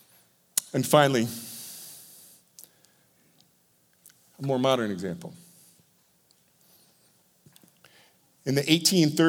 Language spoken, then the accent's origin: English; Iowa, United States; born to my parents in Iowa.